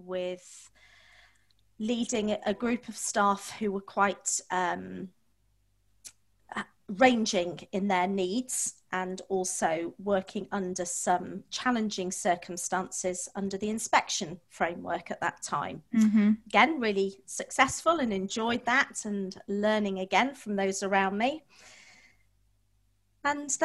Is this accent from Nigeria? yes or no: no; Manchester, North West England, United Kingdom; I was born and brought up in Manchester, went to one of the largest comprehensives in Manchester.